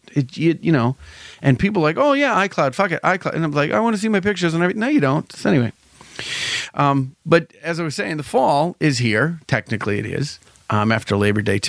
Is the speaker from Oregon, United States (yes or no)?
no; Salem, Massachusetts, United States; I'm from Salem